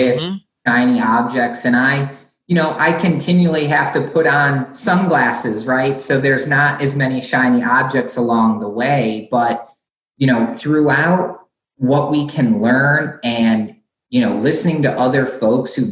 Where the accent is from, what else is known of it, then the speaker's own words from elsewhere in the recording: Michigan, United States; where I grew up in Michigan